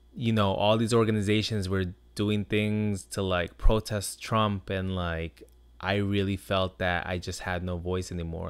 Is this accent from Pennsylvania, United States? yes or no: no; Long Island, New York, United States; My experiences growing up on Long Island